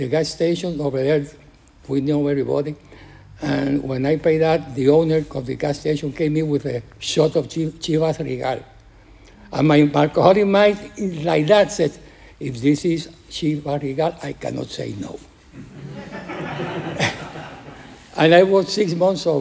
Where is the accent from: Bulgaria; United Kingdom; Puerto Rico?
Puerto Rico; English is a second language; moved away; I am from Puerto Rico